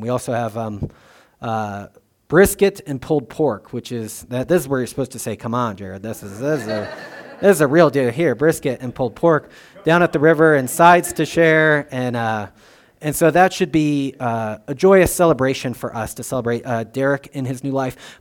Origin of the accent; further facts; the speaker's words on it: United States; I'm an American